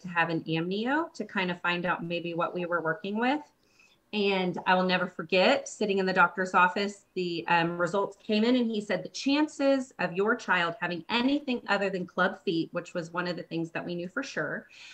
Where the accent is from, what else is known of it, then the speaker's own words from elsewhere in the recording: Bentonville, Arkansas, United States; We are from Bentonville, Arkansas, which is very far from you guys